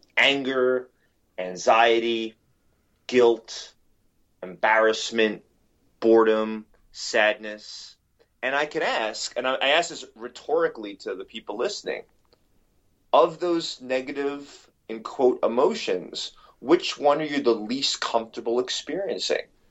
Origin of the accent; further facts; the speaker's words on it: New York City, New York, United States; growing up in, in New York City